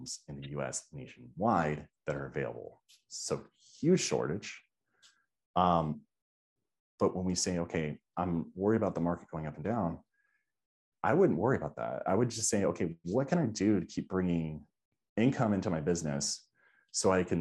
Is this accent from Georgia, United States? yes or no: yes; Georgia, United States; now in Florida, United States; I'm from Georgia